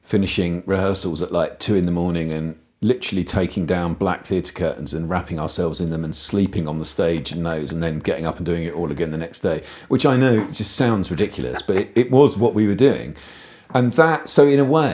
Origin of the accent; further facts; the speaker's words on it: the Southeast, South East England, United Kingdom; moved away as an adult; growing up in the Southeast in the 80s